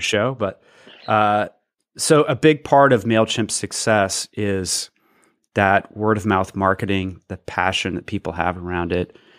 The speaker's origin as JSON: {"language": "English", "town": "Athens", "region": "Georgia", "country": "United States", "tie": "born or raised there", "said": "my hometown, Athens, Georgia"}